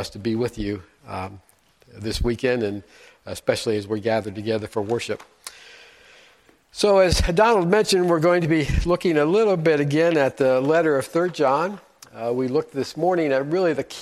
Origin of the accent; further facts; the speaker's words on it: Frankfort, Indiana, United States; moved away; I was born and raised in a small town about an hour north of here called Frankfort, Indiana.